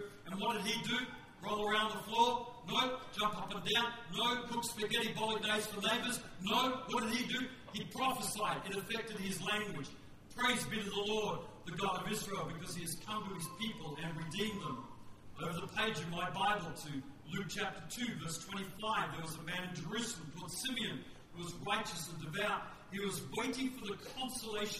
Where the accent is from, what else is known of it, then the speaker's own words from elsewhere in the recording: Western Australia, Australia; I'm from West Australia.